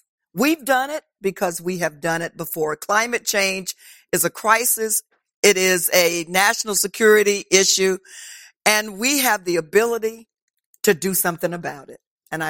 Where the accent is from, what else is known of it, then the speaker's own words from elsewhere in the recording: Orlando, Florida, United States; because I'm from Orlando, Florida